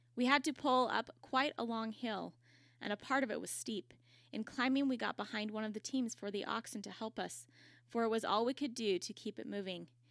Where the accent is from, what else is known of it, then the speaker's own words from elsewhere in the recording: Utah, United States; I'm from Utah